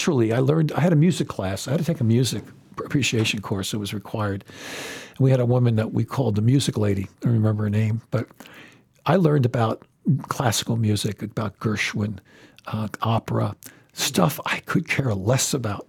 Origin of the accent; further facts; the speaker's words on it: New York City, New York, United States; moved away as an adult; also born or lived in Michigan / Thailand; I'm from Brooklyn, New York. And I was, like I said, a terrible high school student.